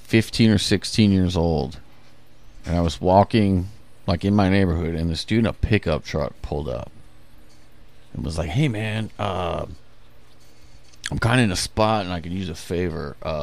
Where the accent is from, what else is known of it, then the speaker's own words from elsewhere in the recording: Elkhart, Indiana, United States; also born or lived in Goshen, Indiana; Elkhart. So, I moved to Goshen when I was like 12 or 13.